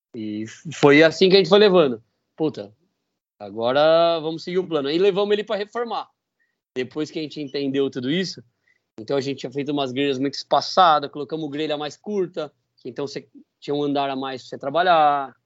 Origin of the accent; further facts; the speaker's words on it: Brazil; Foi lá na minha cidade, em Dourado